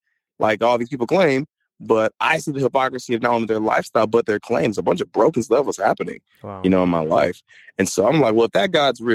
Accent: Mississippi, United States; also born or lived in California; I was born in California, raised in Mississippi

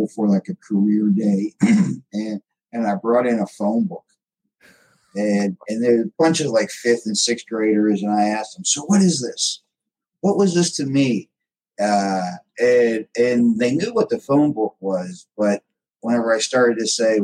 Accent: Pittsburgh, Pennsylvania, United States; moved away as an adult; also born or lived in El Paso, Texas; now in Dallas-Fort Worth, United States; my wife and I were both from the Pittsburgh, Pennsylvania area. And they moved us all across the country. We were nomads

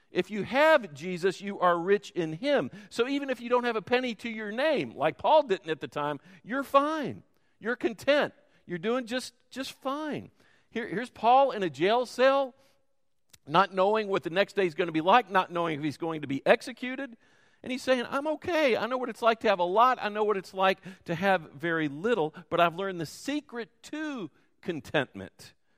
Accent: Louisville, Kentucky, United States; I grew up in Louisville and went to Muhammad Ali's high school

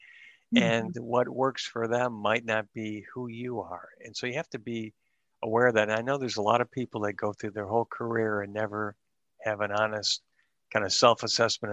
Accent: Dearborn, Michigan, United States; moved away as an adult; also born or lived in Pittsburgh, Pennsylvania; I grew up in Dearborn, Michigan

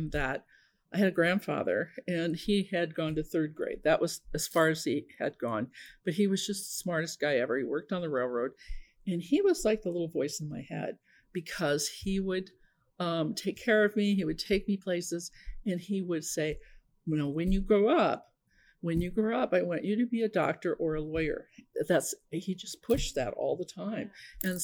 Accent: Omaha, Nebraska, United States; I am originally from Omaha, and I grew up in a family

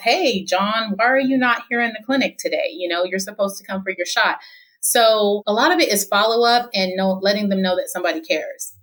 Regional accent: Fontana, California, United States; I've lived here my whole life. I'm 43 years old and I was raised in Fontana Rialto area, San Bernardino

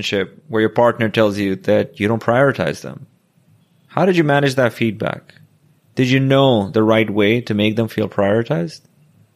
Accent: Pakistan; now in New York City, United States; I went from someone who barely passed high school growing up in Pakistan

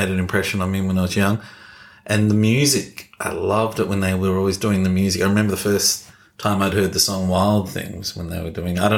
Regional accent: Melbourne, Victoria, Australia; being a, a, little kid growing up in Melbourne

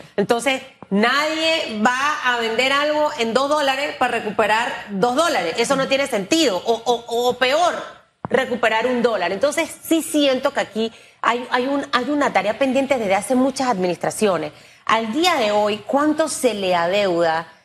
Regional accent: Panama; como panameña y como periodista

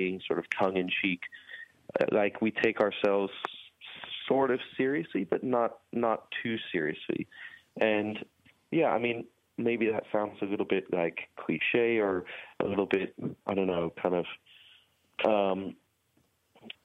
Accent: United States; also born or lived in Hampstead / Oxford; as an American

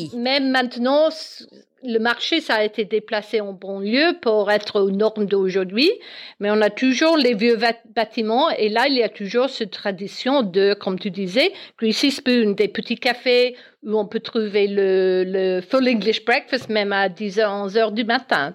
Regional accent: Belfast, Northern Ireland, United Kingdom; French is a second language; moved away as an adult; also born or lived in South-west France; now in Alsace, France; je suis née en Irlande du Nord, à Belfast, et je suis arrivée en France pour les raisons professionnelles de, de mon mari.

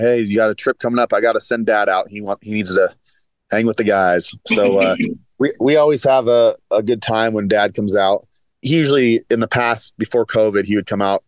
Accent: Washington, United States; moved away as an adult; now in Nashville, United States; So I'm originally from Washington State, Pacific Northwest boy. Been out in Nashville for 11 years now

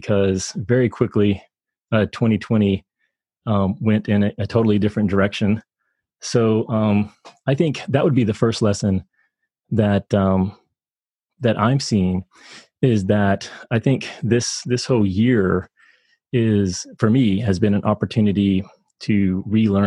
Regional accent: Kentucky, United States; moved away as an adult; I was born in Kentucky and spent a lot of my childhood there

